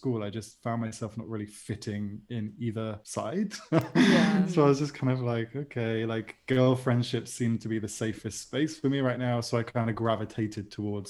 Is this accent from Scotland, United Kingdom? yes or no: no; Bristol, South West England, United Kingdom; moved away as an adult; now in Seville, Spain; Yeah, I'm from Bristol, but moved to Spain about 5 years ago.